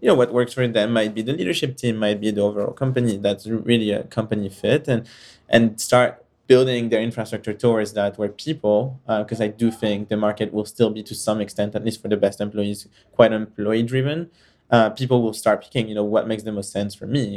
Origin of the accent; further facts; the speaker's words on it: France; moved away; also born or lived in Israel / United States / United Kingdom; I was born and raised in France and kind of traveled around and moved in different countries.